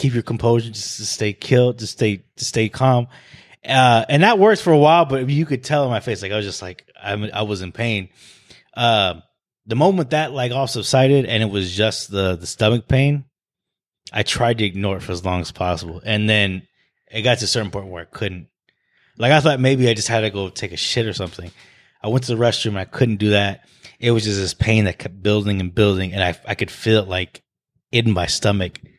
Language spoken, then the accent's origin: English; Arizona, United States; when people ask me where I'm from, I say, "Oh, I was born and raised in Arizona."